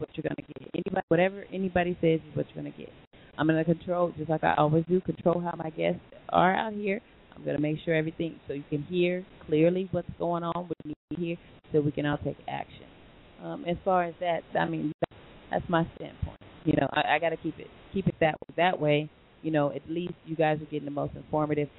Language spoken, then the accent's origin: English; Long Beach, California, United States; where we are from Long Beach